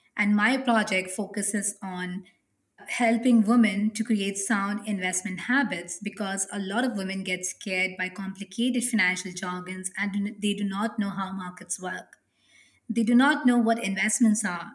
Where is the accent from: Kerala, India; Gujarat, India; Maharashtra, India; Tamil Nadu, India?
Maharashtra, India; Mumbai; I come from Mumbai, a city which is a very cosmopolitan city in India